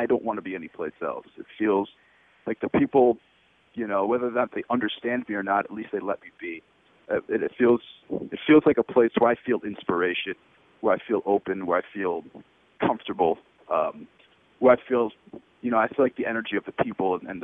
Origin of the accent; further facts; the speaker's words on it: Buffalo, New York, United States; moved away as an adult; also born or lived in Port St. Lucie, Florida / Woodstock area, New York / Mexico / Miami; now in San Diego, United States; I grew up in Buffalo